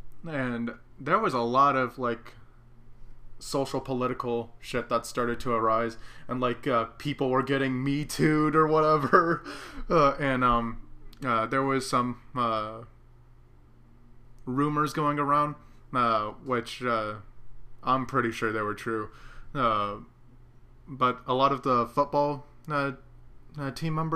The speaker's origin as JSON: {"language": "English", "region": "Central Texas", "country": "United States", "said": "I'm from the Central Texas area"}